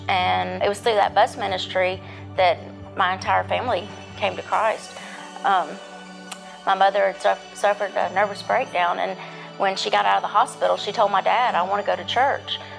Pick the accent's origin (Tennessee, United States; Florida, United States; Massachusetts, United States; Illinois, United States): Tennessee, United States; Nashville; also born or lived in Cheatham County, Tennessee; I grew up in Bellevue, right outside of Nashville